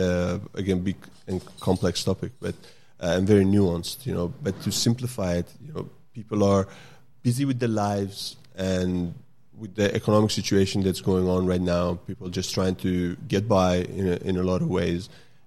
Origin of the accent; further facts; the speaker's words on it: Sweden; also born or lived in Iran; now in Australia; I grew up in Sweden.